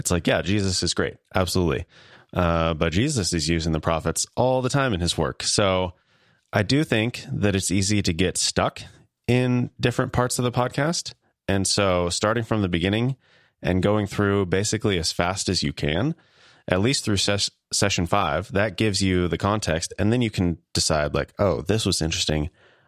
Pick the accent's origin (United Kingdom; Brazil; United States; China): United States; Kansas; accent: Midwestern; I am from Kansas.